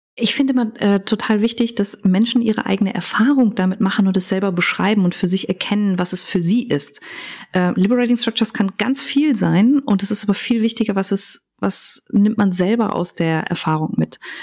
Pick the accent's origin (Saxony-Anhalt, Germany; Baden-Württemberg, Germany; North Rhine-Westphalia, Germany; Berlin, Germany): North Rhine-Westphalia, Germany; Cologne; ich tatsächlich mit Köln und meiner Heimat sehr verbunden bin